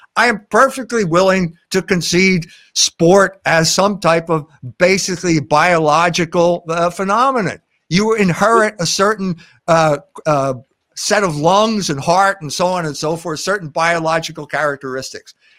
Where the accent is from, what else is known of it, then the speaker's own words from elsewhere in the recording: Philadelphia, Pennsylvania, United States; I grew up in Philadelphia.